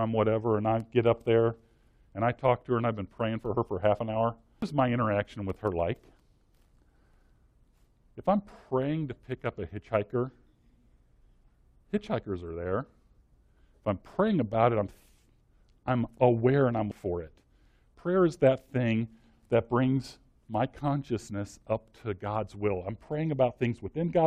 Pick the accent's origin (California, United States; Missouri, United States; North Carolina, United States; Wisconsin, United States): Missouri, United States; Washington; I grew up in Washington, Missouri